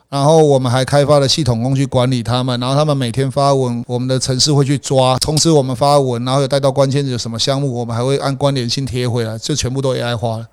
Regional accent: Changhua County, Taiwan; moved away as an adult; now in Taipei, Taiwan; 我是彰化人啊

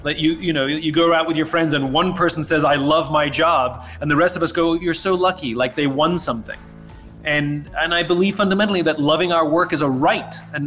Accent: New York, United States; I'm a New Yorker, but I came out here. I have family here.

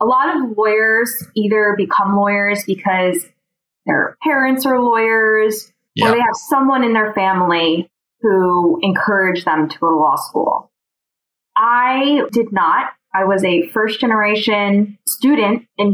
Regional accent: New Jersey, United States; I grew up outside of New York in New Jersey

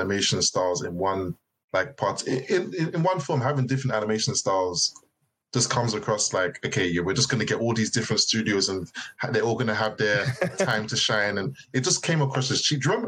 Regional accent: United Kingdom; as us as Brits

